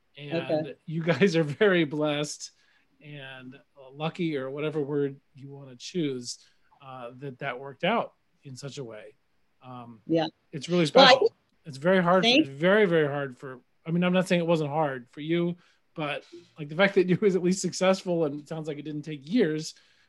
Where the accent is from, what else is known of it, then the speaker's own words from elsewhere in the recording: Nashville, Tennessee, United States; my hometown of Nashville, the second hottest city in America.